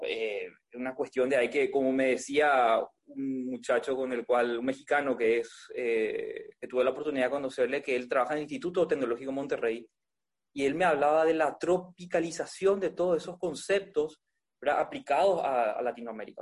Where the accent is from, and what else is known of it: Paraguay; also born or lived in Spain